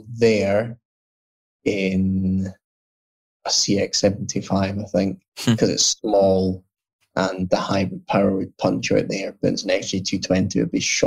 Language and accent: English; Scotland, United Kingdom; moved away as an adult; now in London, United Kingdom